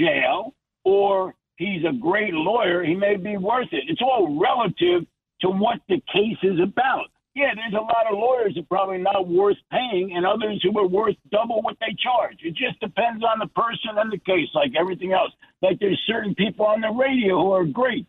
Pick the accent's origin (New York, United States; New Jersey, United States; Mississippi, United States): New Jersey, United States; I'm from New Jersey